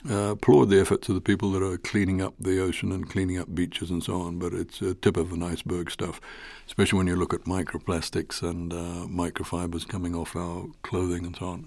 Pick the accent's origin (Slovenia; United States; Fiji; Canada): Fiji; I come from Fiji